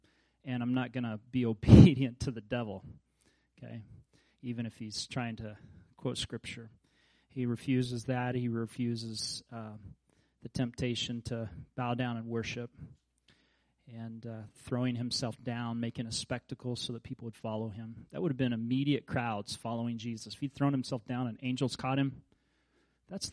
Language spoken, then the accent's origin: English; Kansas, United States; I grew up in Kansas